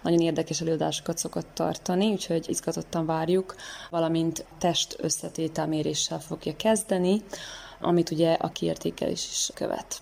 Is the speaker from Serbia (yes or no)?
yes; Senta, Vojvodina, Serbia; zentai születésű vagyok